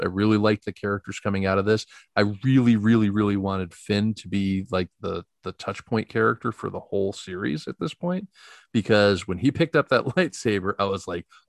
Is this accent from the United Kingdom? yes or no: yes; England, United Kingdom; That was filmed at the former Royal Air Force base where I grew up in England.